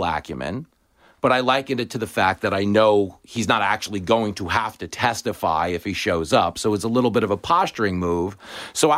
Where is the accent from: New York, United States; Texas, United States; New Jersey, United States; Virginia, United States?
New York, United States; Levittown; I grew up in a big Reagan house. I grew up in Levittown